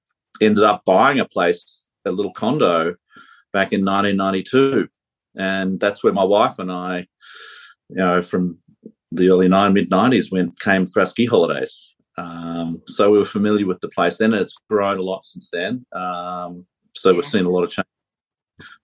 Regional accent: Sydney, New South Wales, Australia; moved away as an adult; now in Colorado, United States; I'm originally from Sydney. My family's from Sydney. Grew up there and we moved to Colorado about 11 years ago.

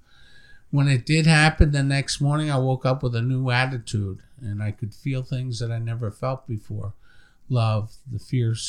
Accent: Long Island, New York, United States; moved away; I'm from New York originally

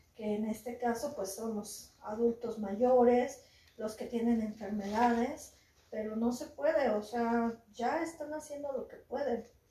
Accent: Mexico; somos mexicanos, somos guerreros, este, guerreros aztecas, nuestra sangre es muy fuerte

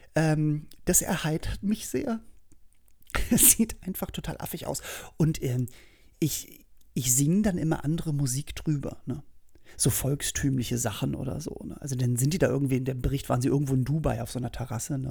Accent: Berlin, Germany; bei uns in Berlin

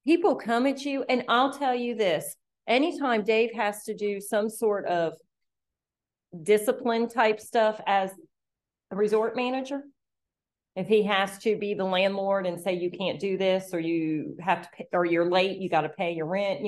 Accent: the North, United States; moved away; I'm that overeducated Yankee, okay? Because I have higher education degrees and I'm from the North

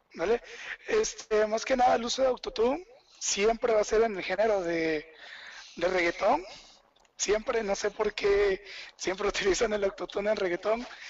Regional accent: Chiapas, Mexico; yo soy de Chiapas

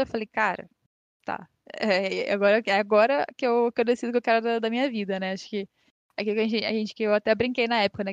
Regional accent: Rio de Janeiro, Brazil; Eu sou daqui do Rio

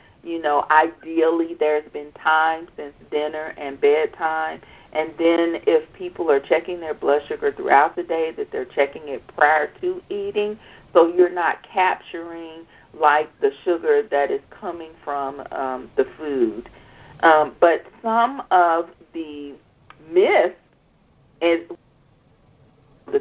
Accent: the South, United States; I'm from the South. I'm from the South

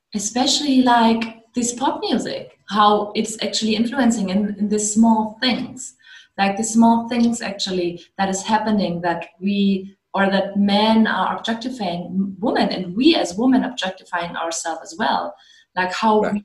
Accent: Germany; I'm I'm from Germany.

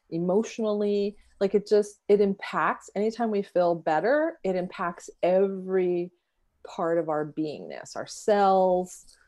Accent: San Diego, California, United States; so I grew up in San Diego, and my childhood home was in College Grove

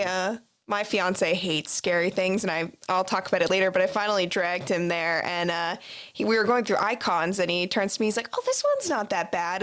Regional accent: Tampa Bay area, Florida, United States; I grew up in the Tampa Bay area

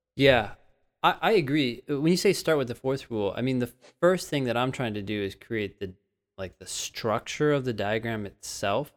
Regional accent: Northern California, United States; I'm from California, but as a Northern Californian, I never really went down to Southern California

